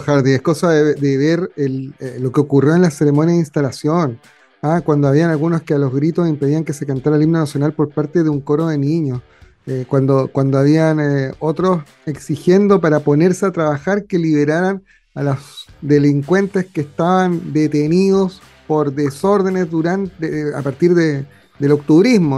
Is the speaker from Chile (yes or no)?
yes; Chile; ser chilenos